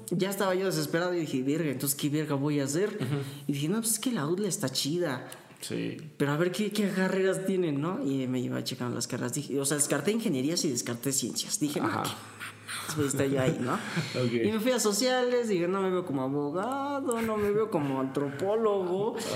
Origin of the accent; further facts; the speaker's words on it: Puebla, Mexico; sí, sí, soy de Puebla.